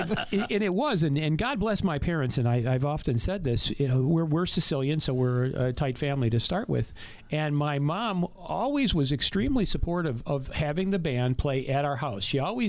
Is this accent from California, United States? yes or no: no; Bloomfield Hills, Michigan, United States; now in Tucson, United States; Bloomfield Hills, Michigan.